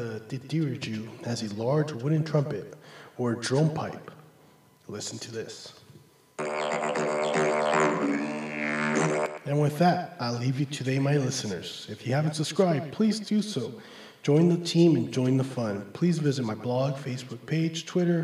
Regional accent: Los Angeles, California, United States; I was born and raised here in Los Angeles, California by two amazing parents.

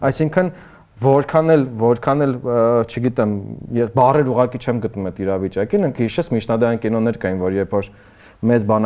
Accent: Yerevan, Armenia; իմ ու քո բախտը բերելա, որ մենք Երևանում ենք ծնվել։

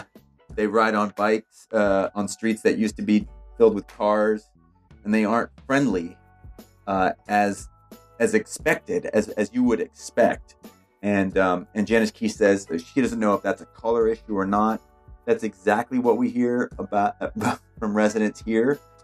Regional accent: New Jersey, United States; now in Portland, United States; I'm from New Jersey. I moved into this community here, and I have a kind of a New York City mentality.

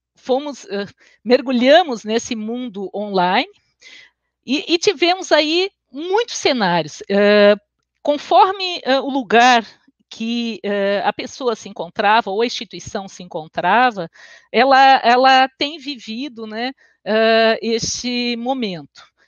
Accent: Porto Alegre, Rio Grande do Sul, Brazil; accent: gaúcho; now in Florianópolis, Brazil; Eu sou natural de Porto Alegre e resido em Florianópolis. Vocês vão ver que o meu sotaque é um meio caúcho

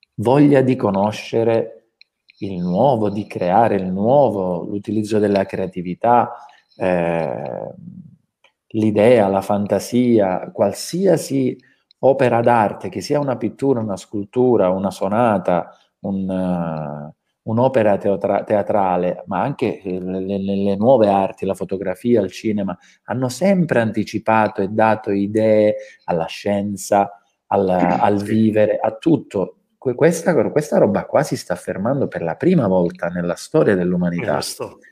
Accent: Calabria, Italy; calabresi, no? eh, quali tutti noi siamo

